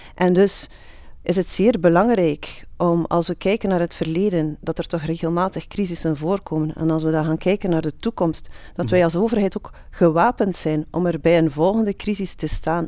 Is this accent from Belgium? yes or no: yes; Flanders, Belgium; wij als Vlaming